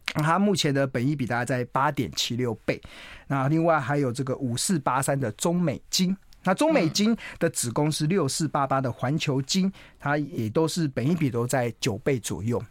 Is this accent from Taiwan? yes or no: yes; Taiwan; 我一定是跟台湾同道一命